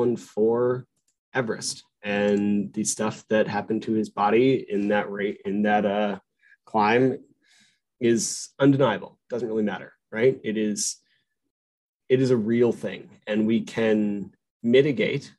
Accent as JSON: {"language": "English", "town": "Albuquerque", "region": "New Mexico", "country": "United States", "tie": "born or raised there", "said": "I grew up in the mountains. I was born in Albuquerque, New Mexico, at a mile high, and the mountains are my home."}